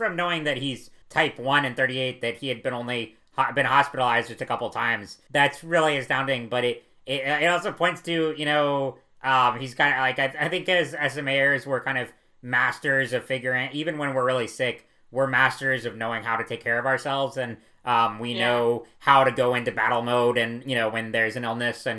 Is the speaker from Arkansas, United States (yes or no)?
no; North Carolina, United States; from my home state of North Carolina